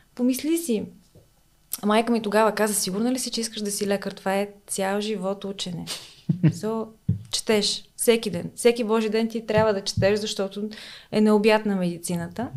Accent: Smolyan, Smolyan Province, Bulgaria; moved away as an adult; now in Sofia, Bulgaria; аз съм от Смолян.

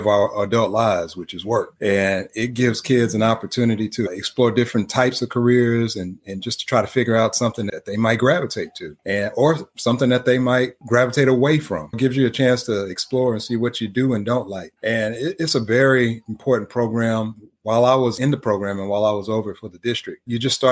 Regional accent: Houston, Texas, United States; I'm from Houston

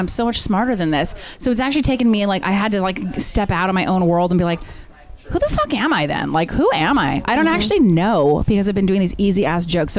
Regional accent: Bay Area, California, United States; born or raised there; also born or lived in Santa Monica

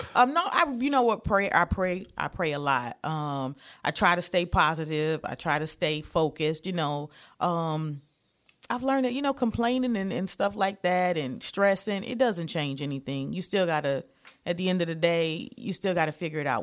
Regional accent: Detroit, Michigan, United States; moved away; I am originally from Detroit, Michigan

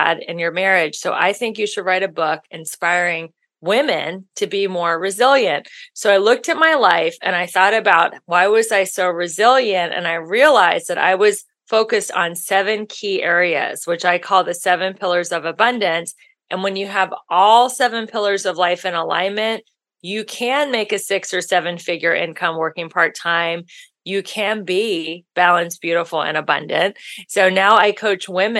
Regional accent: Ohio, United States; moved away as an adult; now in Los Angeles, United States; I'm from Ohio.

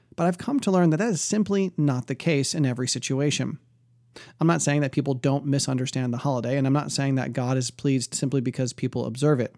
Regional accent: outside of Detroit, Michigan, United States; growing up outside of Detroit, there was a huge Polish population

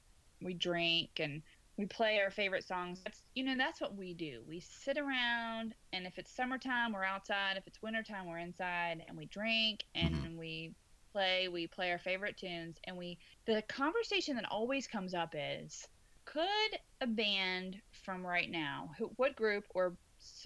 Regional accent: Virginia, United States; moved away; my home state

